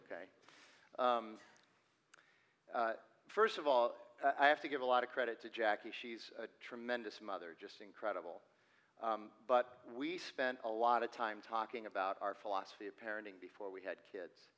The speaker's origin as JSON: {"language": "English", "town": "Phoenix", "region": "Arizona", "country": "United States", "tie": "born or raised there", "said": "I was born and raised here in Phoenix"}